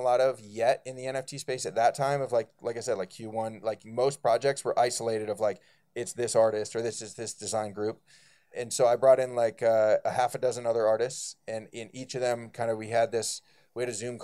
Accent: Bay Area, California, United States; now in Brooklyn, United States; I'm from the Bay Area

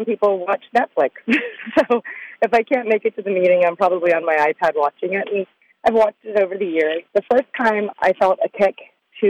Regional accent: Palm Beach Gardens, Florida, United States; my hometown

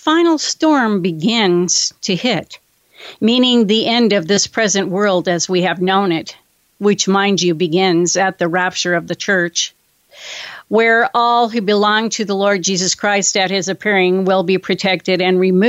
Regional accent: California, United States; my home state of California.

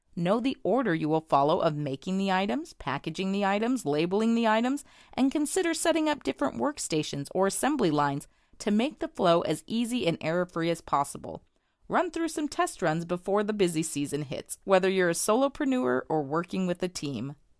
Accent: Bentonville, Arkansas, United States; I'm from Bentonville, Arkansas

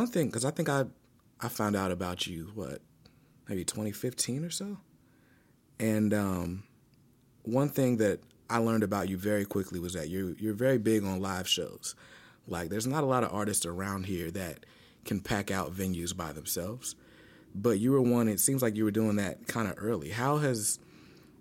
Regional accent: Wake Forest, North Carolina, United States; also born or lived in Raleigh, North Carolina; I grew up in Wake Forest, too. But I went to high school, like Southeast Raleigh

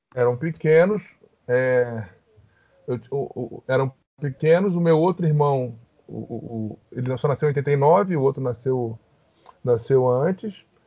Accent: Rio de Janeiro, Brazil; also born or lived in Brasília; Eu tinha um ano e nós fomos para o Rio, morar em Copacabana.

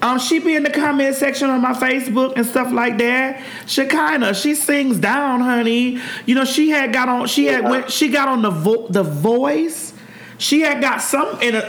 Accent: Miami, Florida, United States; I'm from Miami, and I grew up with the term faggot and punk

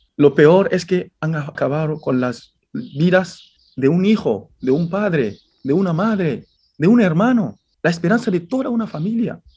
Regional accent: Guinea; moved away as an adult; now in Spain; yo soy de Guinea Conakry

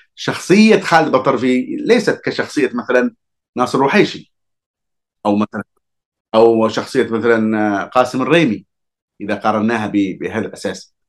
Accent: Hadhramaut, Yemen; أنا كحضرمي

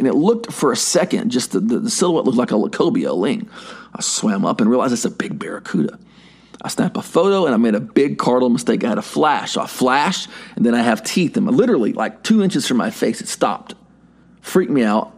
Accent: United States; I'm American

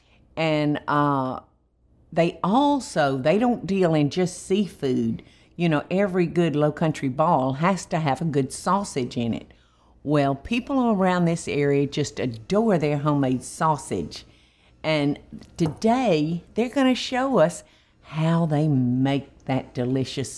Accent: Albany, Georgia, United States; now in Savannah, United States; I'm from Albany, Georgia

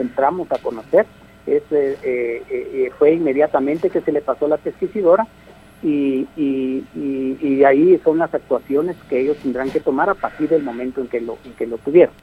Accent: Guatemala; como guatemaltecos

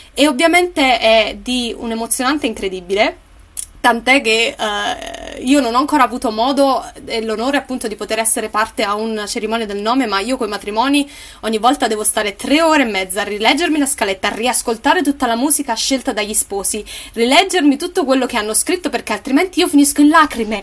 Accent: Naples, Campania, Italy; io sono napoletana

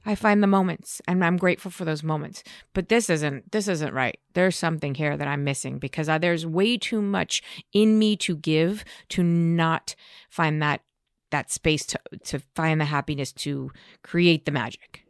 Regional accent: Beverly Hills, California, United States; also born or lived in New York; grew up in, in Beverly Hills.

